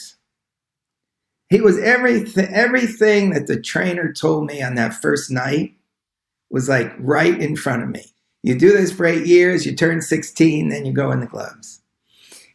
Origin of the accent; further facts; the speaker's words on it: Long Island, New York, United States; I grew up in Long Island